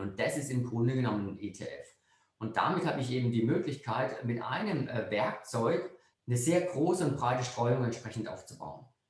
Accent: Freiburg, Baden-Württemberg, Germany; Ich bin jetzt als Freiburger

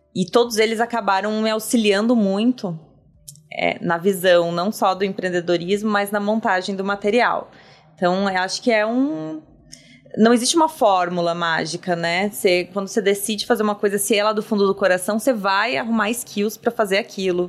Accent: Campo Bom, Rio Grande do Sul, Brazil; Eu venho do Rio Grande do Sul, de uma cidade chamada Campo Bom, que ela é capital do calçado. E lá, minha, meus pais, eles trabalharam sempre em empresas que eram calçadistas

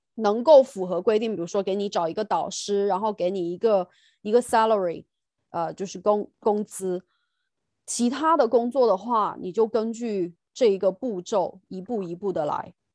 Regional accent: China; moved away as an adult; now in United Kingdom; 就像我们中国人，然 后在英国教

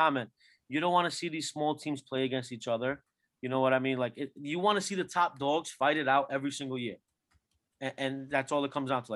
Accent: Turkey; I'm from Turkey

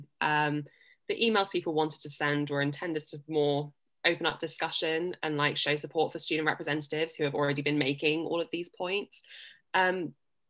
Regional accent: Newbury, South East England, United Kingdom; moved away as an adult; now in Exeter, United Kingdom; I am from Newbury, but I'm currently in Exeter.

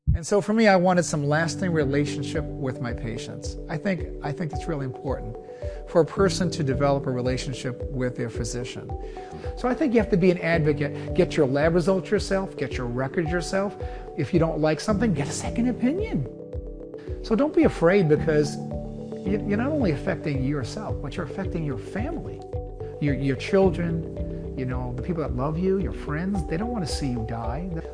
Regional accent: Brooklyn, New York, United States; also born or lived in Naples, Italy; I grew up in Brooklyn, New York. I was actually born in Naples, Italy

